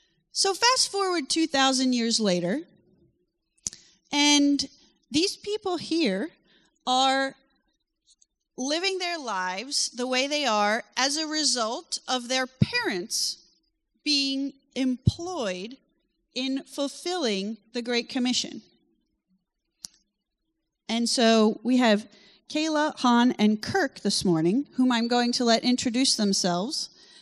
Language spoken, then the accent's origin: English; France; I grew up in France. And my parents still live there